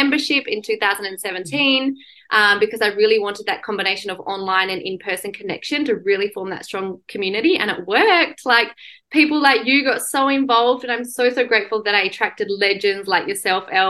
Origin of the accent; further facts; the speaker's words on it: Perth, Western Australia, Australia; also born or lived in London; I had moved back from London and Perth was my hometown